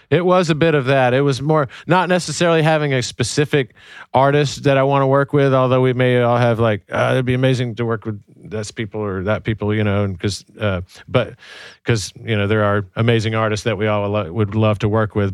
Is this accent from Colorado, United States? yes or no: no; Birmingham, Alabama, United States; I grew up in Birmingham, Alabama